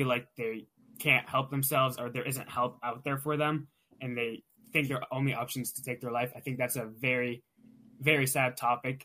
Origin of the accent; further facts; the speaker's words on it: Pittsburgh, Pennsylvania, United States; I'm from the Pittsburgh, Pennsylvania area